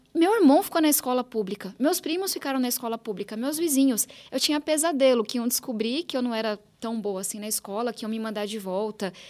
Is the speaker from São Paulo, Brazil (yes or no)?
yes; São Paulo, Brazil; Eu sou nascida e criada aqui em São Paulo